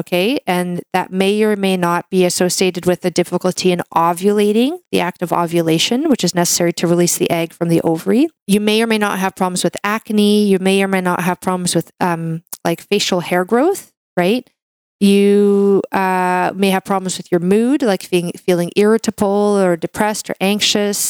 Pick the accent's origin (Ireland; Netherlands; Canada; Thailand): Canada; I'm a Canadian medical doctor